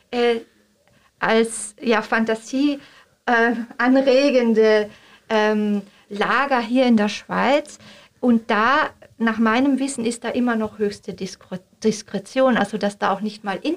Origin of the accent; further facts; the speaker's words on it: Austria; Ja, als Österreicherin darf ich da auch nicht ganz...